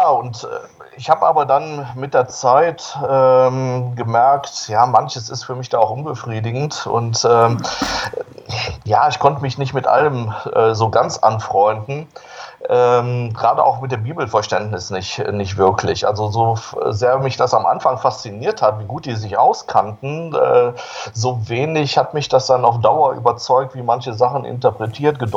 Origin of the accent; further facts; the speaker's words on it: Solingen, North Rhine-Westphalia, Germany; 1960 geboren in Solingen. Solingen liegt in Nordwestfalen, so bei Düsseldorf, Wuppertal in der Gegend. Und äh, geboren und aufgewachsen in einer wirklich ganz katholischen Familie.